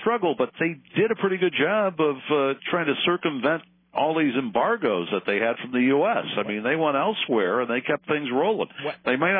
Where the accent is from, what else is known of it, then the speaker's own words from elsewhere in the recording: Connecticut, United States; now in Georgia, United States; I hail originally from Connecticut.